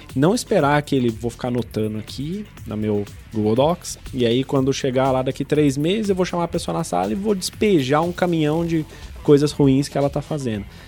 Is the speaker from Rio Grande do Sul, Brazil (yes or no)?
no; São Lourenço, Minas Gerais, Brazil; moved away; Eu, eu sou do, do, interior de Minas Gerais, de uma cidade de São Lourenço, cidade das águas minerais de São Lourenço.